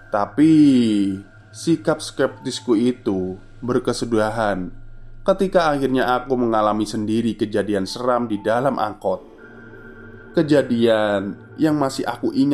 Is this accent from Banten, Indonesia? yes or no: no; Sukabumi, West Java, Indonesia; Aku yang berasal dari Sukabumi harus ngekos juga.